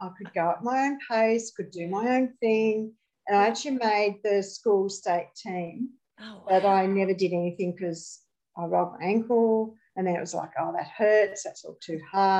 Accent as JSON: {"language": "English", "town": "Launceston", "region": "Tasmania", "country": "Australia", "tie": "born or raised there", "also_born_or_lived": "Hobart", "said": "I grew up here in Launceston. So I was born in Launceston, and I spent all my childhood and teenage years in Launceston. In my late teens, I moved to Hobart to go to uni, or late teens, early 20s"}